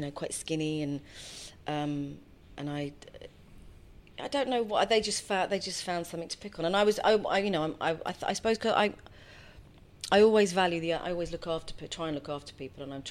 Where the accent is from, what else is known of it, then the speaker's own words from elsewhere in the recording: London, United Kingdom; also born or lived in Edgware; now in Hertfordshire, United Kingdom; I was born in Edgware and then grew up in Finchley.